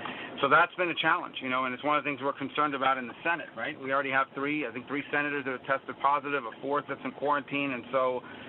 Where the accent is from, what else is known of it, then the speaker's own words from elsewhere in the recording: United States; You know, I grew up in Ronald Reagan's America. I was in fourth grade when he sworn in for the first time.